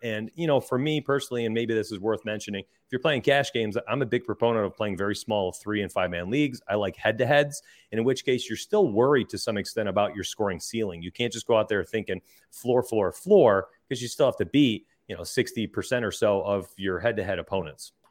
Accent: Rochester, New York, United States; moved away; I'm from Rochester

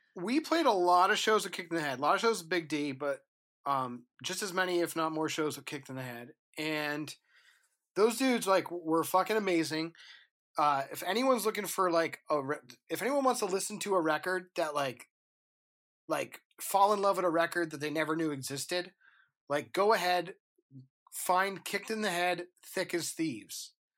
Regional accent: New Hampshire, United States; I live 51 miles north of Boston, right? So I'm from New Hampshire.

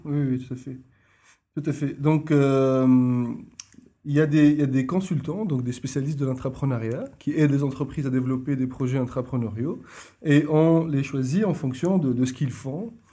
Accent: Tunisia; moved away as an adult; now in Brussels, Belgium; je suis tunisien d'origine

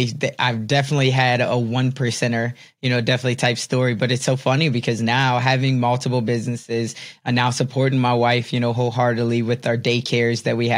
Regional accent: Chicago, Illinois, United States; I'm from Chicago

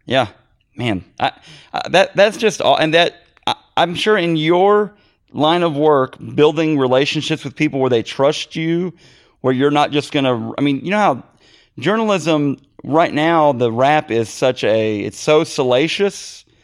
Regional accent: Missouri, United States; I'm in Missouri, and we're, I'm from Missouri

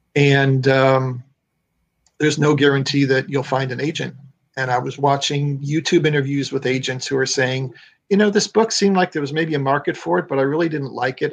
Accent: Illinois, United States; moved away as an adult; now in Florida, United States; I'm originally from Illinois.

